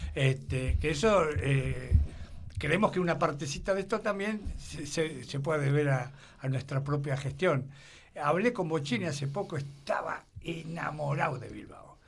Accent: Argentina; yo soy argentino, hijo de vascos, y vasco.

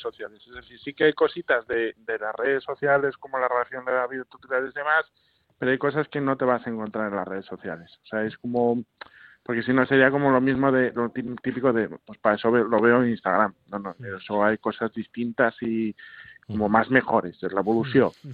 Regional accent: Asturias, Spain; yo soy norteño, soy de Asturias

